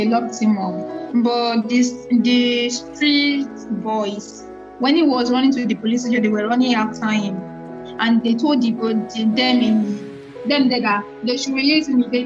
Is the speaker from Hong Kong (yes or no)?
no; Ogun State, Nigeria; I was born in Ojado, in Ogun State, Ojado, Ogun State